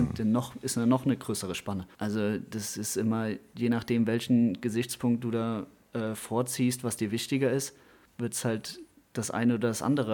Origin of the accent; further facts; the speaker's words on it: Dernbach, Rhineland-Palatinate, Germany; ich komme aus Dernbach, hier bei Montabaur